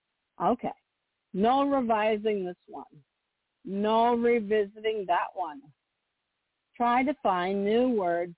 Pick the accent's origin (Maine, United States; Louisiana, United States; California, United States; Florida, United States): Maine, United States; from Maine